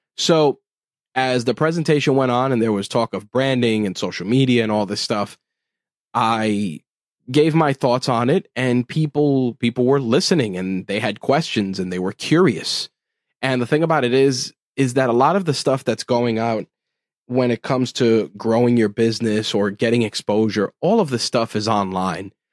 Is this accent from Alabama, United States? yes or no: no; New York City, New York, United States; as a New Yorker, uh, living in the borough of Queens here in New York City